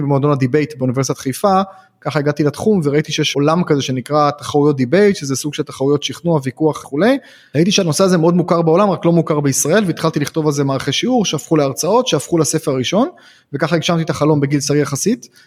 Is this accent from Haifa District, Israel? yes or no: yes; Haifa, Haifa District, Israel; כשהייתי ילד בן 6-7 אז הייתי חיפאי